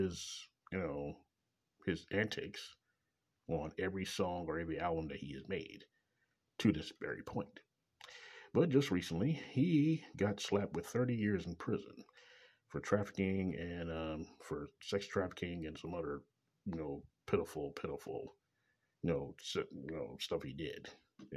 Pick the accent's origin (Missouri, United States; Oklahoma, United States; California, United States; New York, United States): Missouri, United States; Kansas City; Coming live direct from Kansas City, Missouri, my hometown